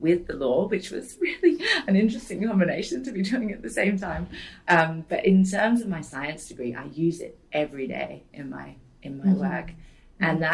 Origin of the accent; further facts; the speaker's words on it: Port Douglas, Queensland, Australia; also born or lived in Cyprus; the areas around where I grew up in Port Douglas